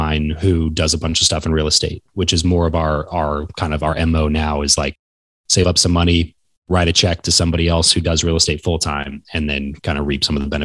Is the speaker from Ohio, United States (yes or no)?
no; Southern California, United States; moved away; where I grew up in Southern California